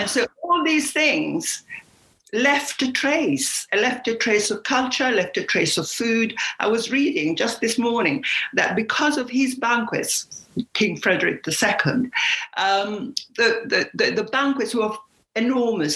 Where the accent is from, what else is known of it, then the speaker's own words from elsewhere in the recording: Apulia, Italy; moved away; I am from Puglia